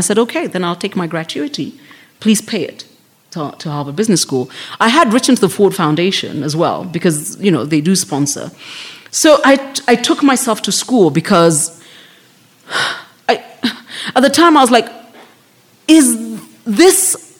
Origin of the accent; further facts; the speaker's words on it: Nairobi, Kenya; Yeah, so I was like, I'm from South B.